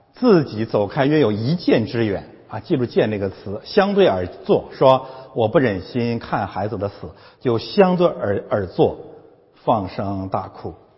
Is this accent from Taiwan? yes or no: no; China; 我们中国人